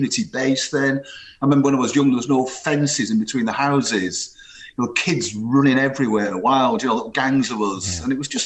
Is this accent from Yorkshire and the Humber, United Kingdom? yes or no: no; Rossendale, North West England, United Kingdom; moved away; also born or lived in South Africa; growing up on a huge housing estate north of Manchester, a place called Edgeside in Rosendale